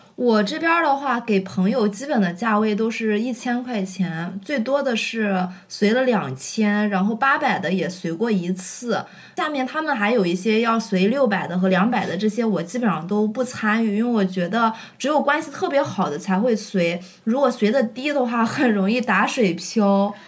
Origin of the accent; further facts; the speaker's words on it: Shandong, China; moved away; 在我们山东那里啊，反正就是在我那儿，他接亲和仪式都是在上午，正餐是在中午吃的